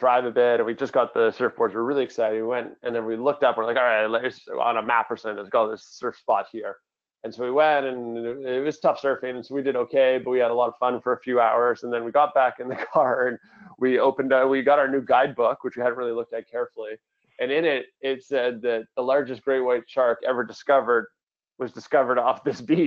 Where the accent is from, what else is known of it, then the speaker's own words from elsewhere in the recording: Vancouver, British Columbia, Canada; growing up in Vancouver, a very multicultural city